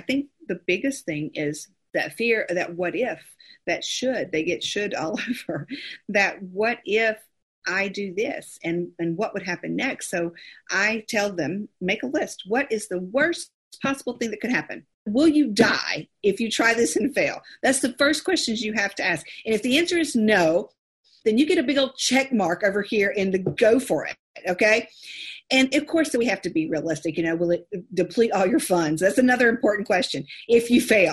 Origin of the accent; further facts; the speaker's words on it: California, United States; I was born in California